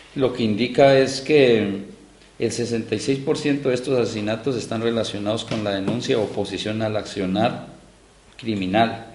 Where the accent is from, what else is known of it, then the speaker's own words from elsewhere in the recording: Silvia, Cauca, Colombia; yo soy del pueblo de Ambaló, en Silvia Cauca, al suroccidente del país, eh, Colombia